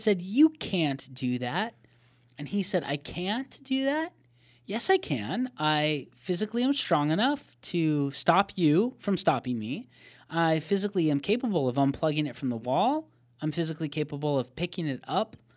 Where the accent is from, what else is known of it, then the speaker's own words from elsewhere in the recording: Arizona, United States; we're from Arizona